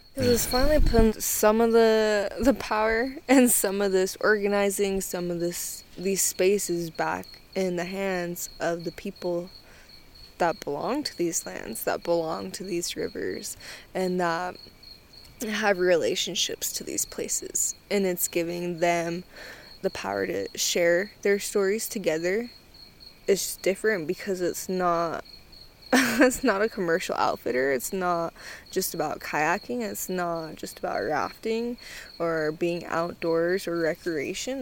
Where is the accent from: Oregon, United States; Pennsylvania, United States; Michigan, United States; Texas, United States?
Oregon, United States; Chiloquin; I'm Klamath and Modoc. I am from Chilliquin, Oregon